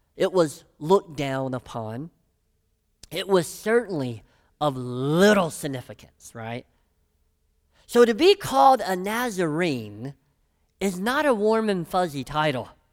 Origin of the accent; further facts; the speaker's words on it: Brighton, Tennessee, United States; I'm from Brighton, Tennessee